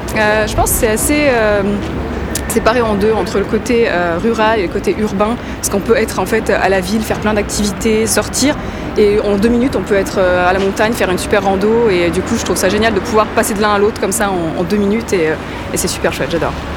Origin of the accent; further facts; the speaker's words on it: Brittany, France; moved away as an adult; also born or lived in Australia / Switzerland; now in Lausanne, Switzerland; Alors je suis bretonne, française d'origine, et j'ai vécu pas mal d'années euh, dans différents pays, donc l'Australie avant la Suisse, et puis avant en France.